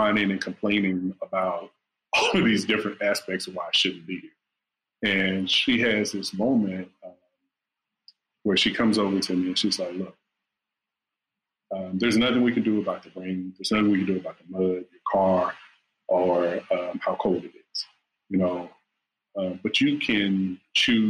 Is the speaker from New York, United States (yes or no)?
no; Horse Pasture, Virginia, United States; moved away; I grew up in Horse Pasture, Virginia, and ain't but two things there, horses and pastures